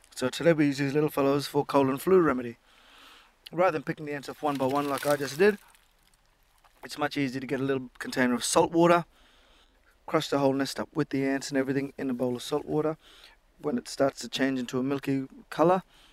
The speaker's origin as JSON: {"language": "English", "town": "Mossman", "region": "Queensland", "country": "Australia", "tie": "born or raised there", "said": "I was born in Mossman, grew up pretty much on this beachfront"}